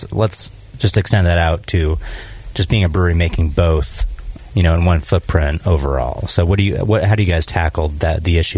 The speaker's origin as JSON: {"language": "English", "country": "Australia", "said": "I'm Aussie woman."}